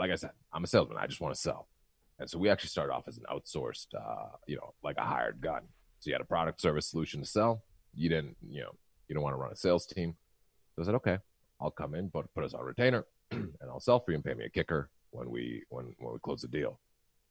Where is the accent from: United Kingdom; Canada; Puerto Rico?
Canada; I'm a Canadian descent.